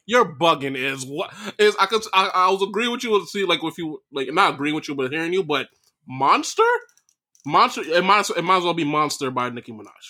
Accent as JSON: {"language": "English", "region": "New York", "country": "United States", "said": "I'm from New York"}